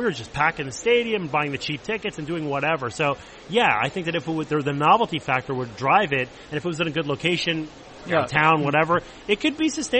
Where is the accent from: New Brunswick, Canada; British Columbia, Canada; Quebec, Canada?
Quebec, Canada; Montreal; moved away as an adult; I grew up in Montreal.